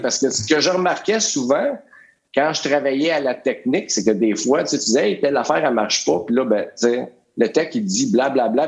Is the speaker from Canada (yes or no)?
yes; Joliette, Quebec, Canada; moved away as an adult; also born or lived in Montreal; moi, je viens de Joliette